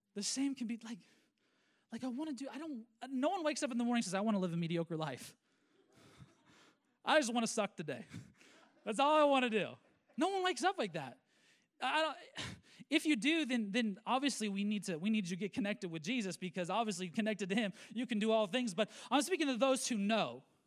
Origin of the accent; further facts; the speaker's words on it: United States; I am a Christian and a believer before I'm an American